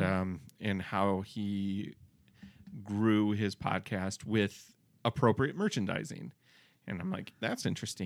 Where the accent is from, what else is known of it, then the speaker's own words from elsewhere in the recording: Detroit, Michigan, United States; I was from the Detroit area